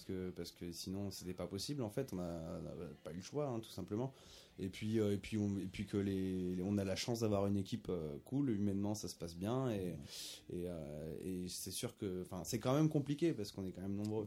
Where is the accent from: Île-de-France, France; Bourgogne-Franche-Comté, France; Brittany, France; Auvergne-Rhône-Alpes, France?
Auvergne-Rhône-Alpes, France; nous on est auvergnat on n'est pas né en Jamaïque